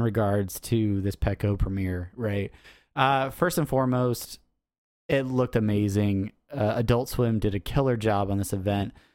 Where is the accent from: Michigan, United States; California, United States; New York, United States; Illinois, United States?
California, United States; San Diego; San Diego Comic-Con. Uh, the nerds have overtaken my hometown